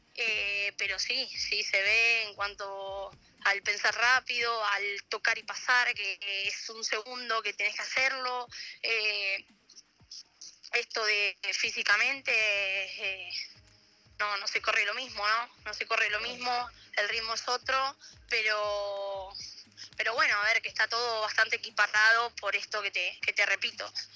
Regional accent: Argentina; moved away as an adult; now in Italy; en Argentina lo hice, crecí, jugué muchos años acá

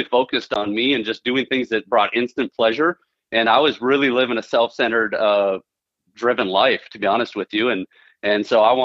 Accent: Central Minnesota, United States; I'm from Central Minnesota, born and raised

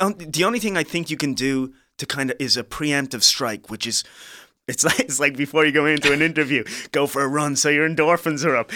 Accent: Ireland; moved away; also born or lived in Liberia; growing up in Ireland

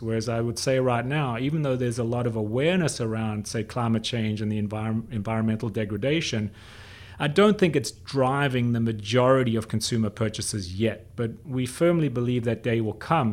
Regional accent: South Africa; I grew up in South Africa when I was a kid

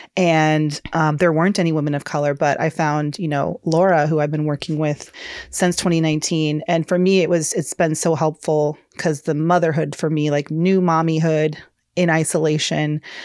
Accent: Georgia, United States; moved away; I'm a Southern girl. I'm from Georgia originally

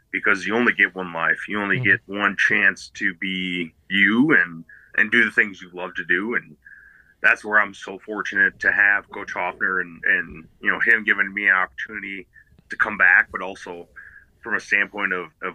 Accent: Midwest, United States; I think of like growing up in the Midwest, you see the Whitewater teams

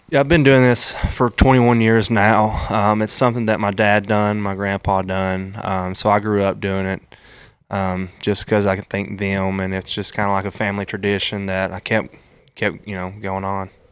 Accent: Tennessee, United States; I grew up in Maude Eagle, Tennessee

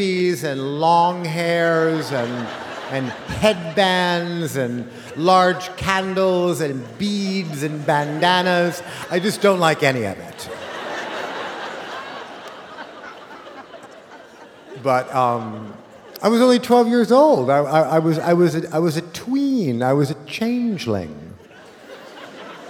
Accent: Los Angeles, California, United States; a kid like me in 1970, growing up in Los Angeles

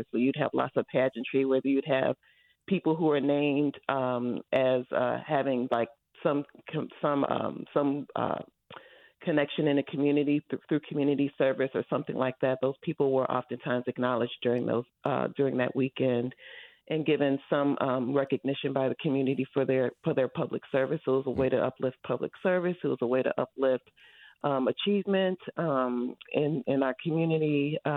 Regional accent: Richmond, California, United States; growing up in Richmond

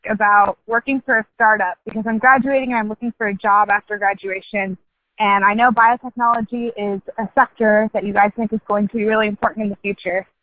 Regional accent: California Central Valley, United States; moved away; I'm originally from the California Central Valley

